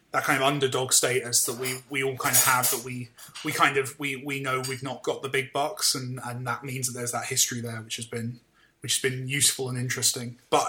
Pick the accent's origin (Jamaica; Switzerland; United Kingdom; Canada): United Kingdom